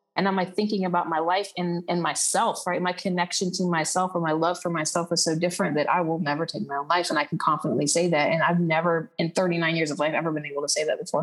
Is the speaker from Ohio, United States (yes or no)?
no; Texas, United States; moved away as an adult; also born or lived in Aruba; now in Costa Rica; I'm from Texas, but I'm currently living in Costa Rica